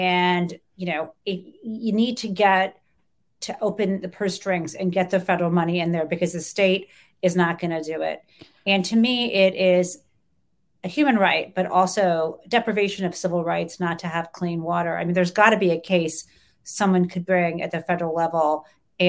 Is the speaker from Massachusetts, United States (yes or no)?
no; Detroit, Michigan, United States; I grew up in the Detroit area